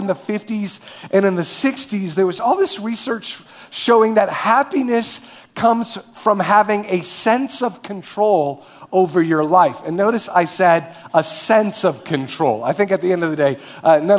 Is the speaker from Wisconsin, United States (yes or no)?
yes; Marshfield, Wisconsin, United States; moved away as an adult; now in Minneapolis, United States; I grew up in Marshfield, Wisconsin.